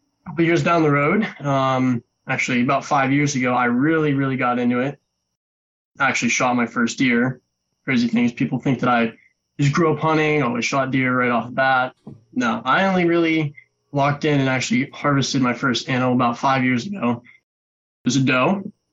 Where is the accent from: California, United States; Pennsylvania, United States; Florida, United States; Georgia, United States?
Pennsylvania, United States; Western; I'm from Western Pennsylvania, born and raised here